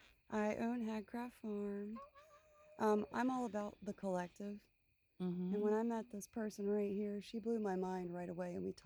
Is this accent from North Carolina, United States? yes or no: yes; Outer Banks, North Carolina, United States; I grew up on the Outer Banks. It's not like the TV show. It's not real nice there, y'all. It's not. I was raised by pirates and wolves.